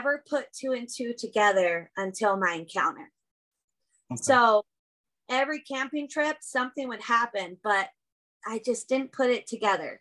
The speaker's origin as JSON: {"language": "English", "region": "California", "country": "United States", "tie": "born or raised there", "moved": "yes", "lives_now": "Idaho, United States", "said": "I've lived in Idaho for almost the last 20 years. Before that, I grew up in California."}